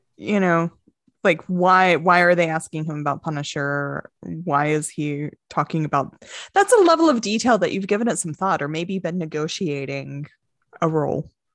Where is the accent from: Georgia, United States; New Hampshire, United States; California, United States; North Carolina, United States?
North Carolina, United States; Winston-Salem; moved away; also born or lived in New Orleans; I grew up near Wake Forest University